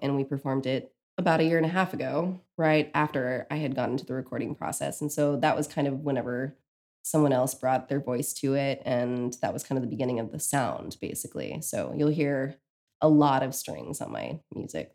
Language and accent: English; Texas, United States; moved away as an adult; now in Brooklyn, United States; I grew up in Texas